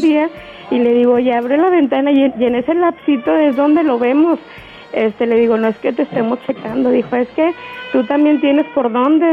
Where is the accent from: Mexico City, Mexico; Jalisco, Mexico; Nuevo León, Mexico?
Nuevo León, Mexico; Guadalupe; Yo soy de acá, de Guadalupe, de Nuevo León